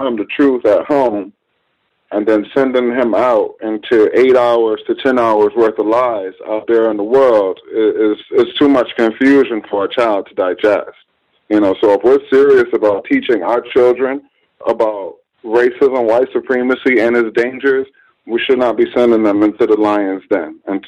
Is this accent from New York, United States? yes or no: yes; New York, United States; No, she's from Haiti. I'm from New York. I came down here from New York.